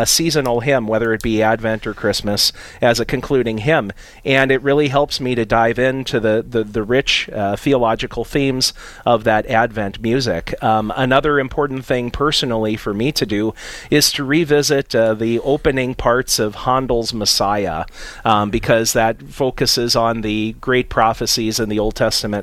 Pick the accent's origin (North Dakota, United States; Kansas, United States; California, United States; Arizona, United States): North Dakota, United States; Napoleon; now in Grand Forks, United States; am a native of Napoleon, a town in south central North Dakota